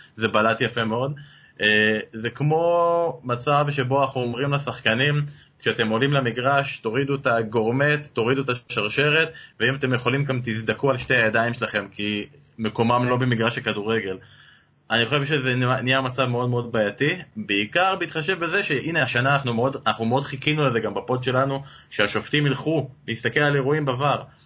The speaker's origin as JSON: {"language": "Hebrew", "country": "Israel"}